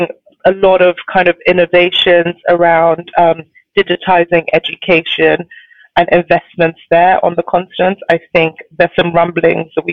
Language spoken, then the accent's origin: English; Nigeria; I'm Nigerian.